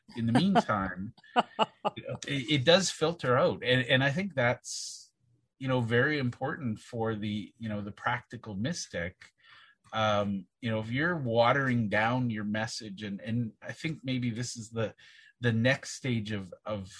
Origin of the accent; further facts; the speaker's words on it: Southern Saskatchewan, Canada; I was born and raised in Southern Saskatchewan